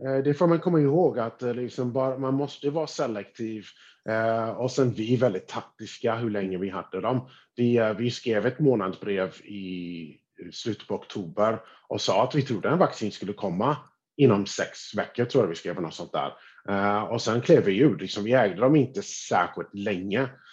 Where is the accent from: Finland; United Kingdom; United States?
United States; som amerikan, skattebetalare i USA